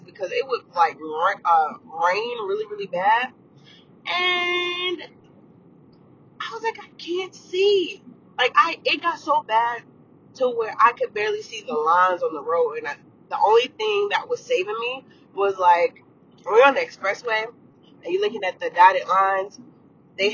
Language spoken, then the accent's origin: English; Atlanta, Georgia, United States; moved away; I am from Atlanta, Georgia, born and raised.